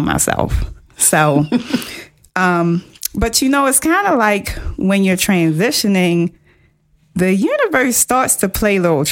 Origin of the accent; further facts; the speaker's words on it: Baltimore, Maryland, United States; very humble beginnings, Baltimore City girl, public high school educated